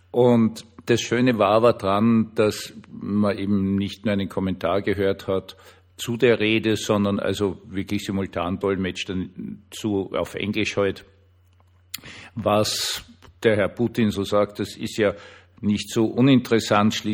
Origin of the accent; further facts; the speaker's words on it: Austria; obwohl eh dann dazu geschrieben, ich bin Österreicher